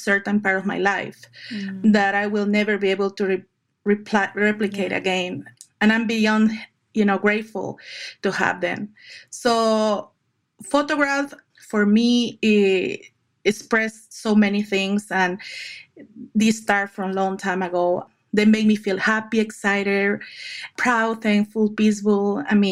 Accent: Lima, Peru; moved away as an adult; now in United States; I'm original from Lima, Peru

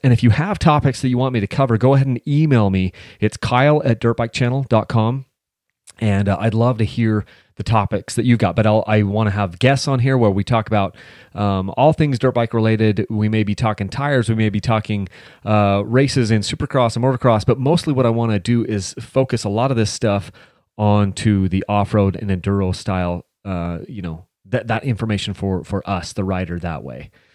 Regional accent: Mount Pleasant, Utah, United States; We grew up in Mount Pleasant, Utah, a little town with, like, you know, maybe three thousand people

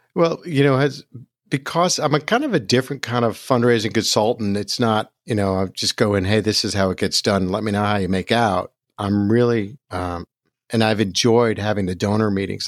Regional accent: New Jersey, United States; also born or lived in Brooklyn, New York; born in Brooklyn, but raised in Jersey. So I'm a Jersey boy

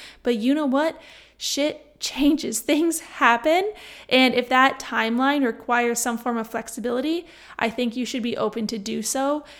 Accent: Niagara, Ontario, Canada; On Thursday, I went back to my hometown, which is Niagara, for those of you that do not know.

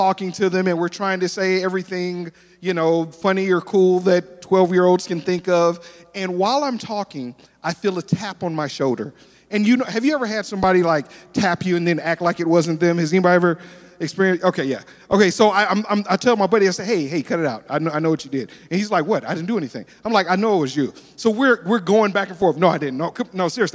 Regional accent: Detroit, Michigan, United States; now in Tulsa, United States; I'm originally from Detroit, Michigan

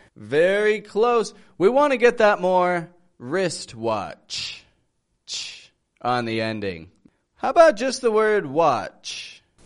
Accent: Toronto, Ontario, Canada; I'm from Toronto, Canada

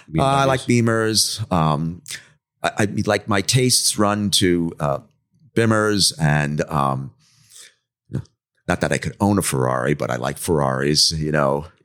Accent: Commack, New York, United States; also born or lived in Bronx; I, grew, up in the Northeast. I was born in uh, the Bronx in New York City.

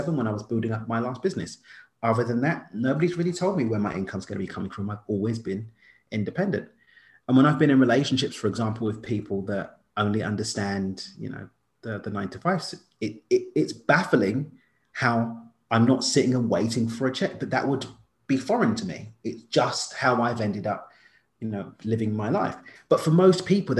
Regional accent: London, United Kingdom; now in Mexico; I grew up in East London. Now I live in Mexico, but I spent most of my time in Europe

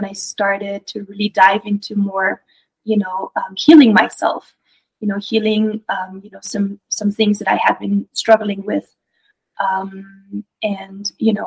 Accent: Belgium; moved away; I grew up in Europe. I'm originally from Belgium

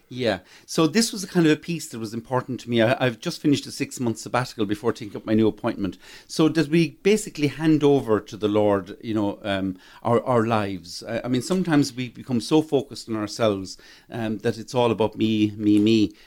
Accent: Croagh, Munster, Ireland; I'm from Croke, very proud, uh, Croke man.

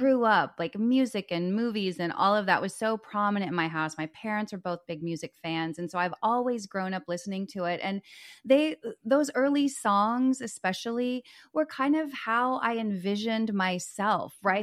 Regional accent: Dallas, Texas, United States; also born or lived in Los Angeles, California; I'm from Dallas.

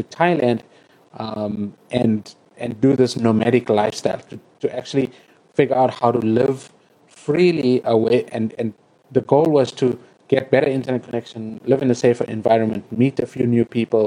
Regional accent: South Africa; I'm South African.

